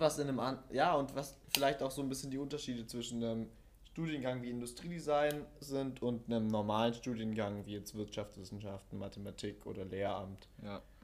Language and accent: German; Stuttgart, Baden-Württemberg, Germany; moved away as an adult; now in Wuppertal, Germany; Ich komme ursprünglich aus Stuttgart, relativ weit weg von Wuppertal